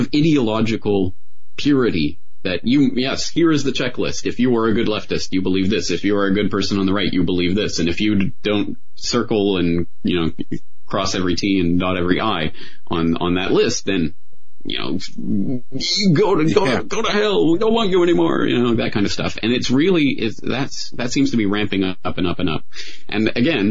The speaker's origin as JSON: {"language": "English", "country": "Canada", "tie": "born or raised there", "said": "I'm Canadian, so I only have my experience growing up in Canada to draw on"}